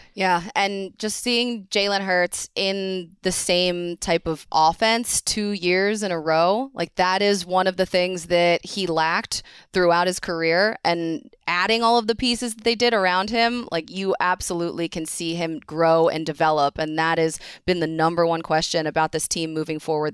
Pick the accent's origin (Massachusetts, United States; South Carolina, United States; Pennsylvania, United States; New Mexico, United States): Pennsylvania, United States; Philadelphia; a Philadelphian